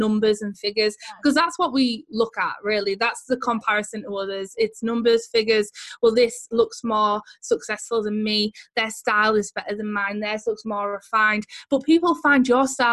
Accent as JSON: {"language": "English", "area": "Teesside", "region": "North East England", "country": "United Kingdom", "accent": "Teesside", "said": "our accent is like a Teesside accent, and no one who lives here particularly thinks this accent is very nice."}